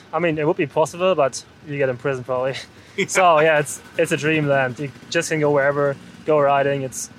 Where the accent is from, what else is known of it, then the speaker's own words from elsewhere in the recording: Germany; I'm from Germany